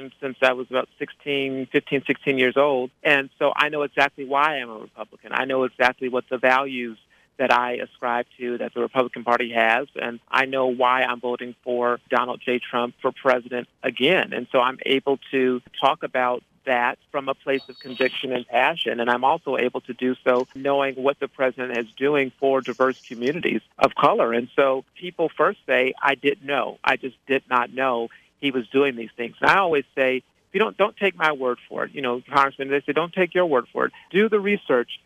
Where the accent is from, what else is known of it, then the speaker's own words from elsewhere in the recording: Phoenix, Arizona, United States; moved away as an adult; also born or lived in California; now in Washington, D.C., United States; I grew up in Phoenix, went to Pepperdine University in California for college, and have been in D.C. ever since 2005